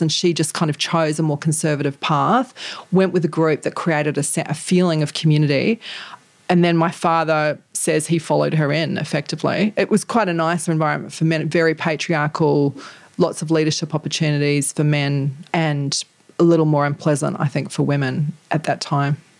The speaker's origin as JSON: {"language": "English", "country": "New Zealand", "tie": "born or raised there", "said": "the culture that I grew up in in New Zealand"}